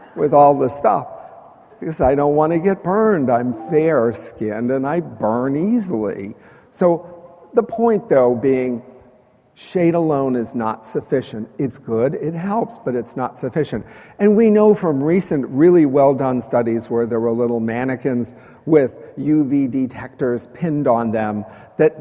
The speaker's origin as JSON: {"language": "English", "town": "Chicago", "region": "Illinois", "country": "United States", "tie": "born or raised there", "moved": "yes", "lives_now": "Texas, United States", "said": "I grew up in Chicago"}